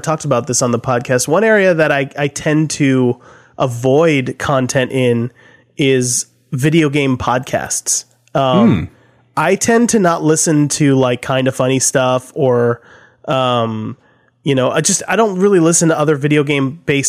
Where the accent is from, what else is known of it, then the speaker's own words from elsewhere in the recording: Nashville, Tennessee, United States; I grew up listening to in Nashville